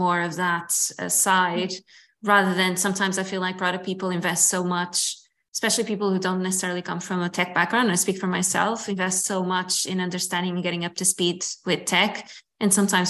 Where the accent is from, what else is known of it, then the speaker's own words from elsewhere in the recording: Lisbon, Portugal; in my hometown